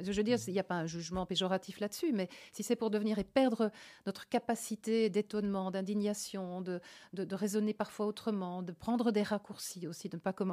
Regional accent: Liège province, Wallonia, Belgium; moved away as an adult; also born or lived in Province of Antwerp / Luxembourg / Brussels; je suis née, je suis à Baleine. C'est près de Meaux et donc près d'Anvers. Jusqu'à cinq 5 ans, j'étais à l'école

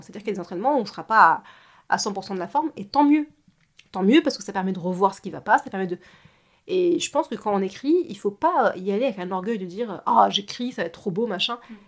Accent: France; je suis née ici, j'ai grandi ici en France

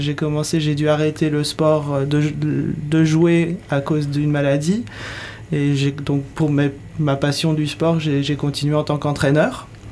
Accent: United States; now in France; Je viens des États-Unis, donc j'ai grandi dans le monde de, sportifs dans les écoles

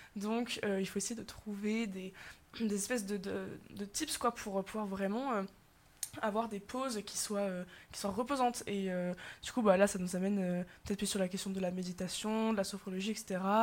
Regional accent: France; en tant que bon français

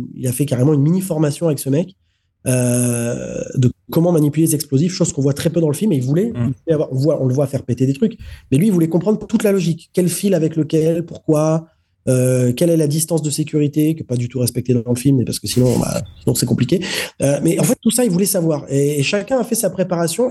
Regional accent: France; je suis français.

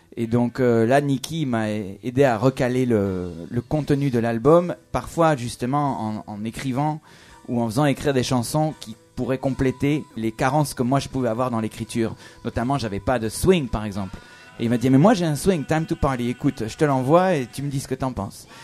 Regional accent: France; accent: French; avec mon accent français

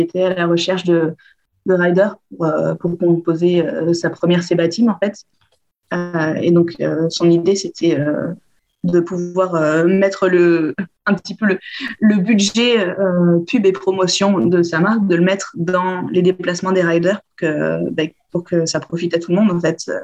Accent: Bordeaux, Nouvelle-Aquitaine, France; Je suis originaire de Bordeaux.

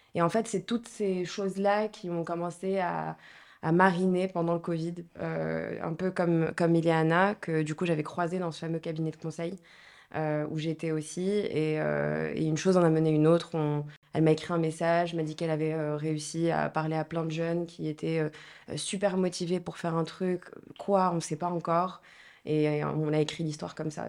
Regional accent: Marrakech, Marrakesh-Safi, Morocco; moved away as an adult; now in France; je suis marocaine, donc je suis née, j'ai grandi à Marrakech

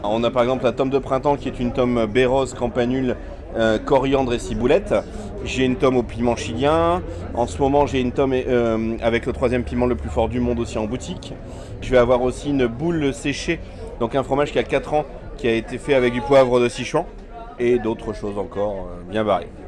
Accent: Saint-Omer, Hauts-de-France, France; je viens de Saint-Omer, une petite ville de 15 000 habitants entre Calais et Boulogne-sur-Mer dans le 62.

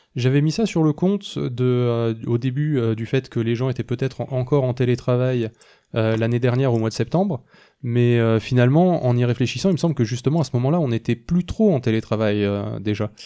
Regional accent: Toulouse, Occitania, France; on est toulousain

